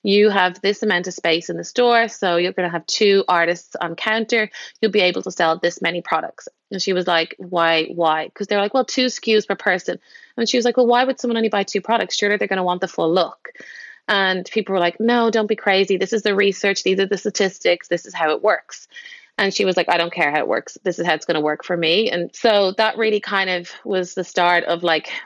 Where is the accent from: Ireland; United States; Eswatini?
Ireland; Dublin, Leinster; moved away as an adult; I'm from Dublin, and I was makeup artist there